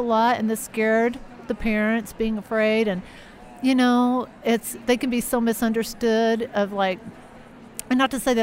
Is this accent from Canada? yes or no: no; Texas, United States; moved away as an adult; also born or lived in Chicago / Southern California; I was born and raised in Texas 23 years.